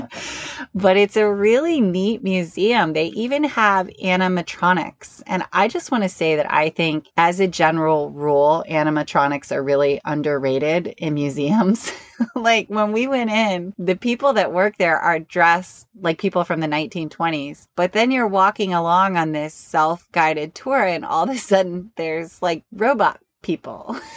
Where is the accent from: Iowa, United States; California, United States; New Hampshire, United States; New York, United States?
New York, United States; I'm from New York.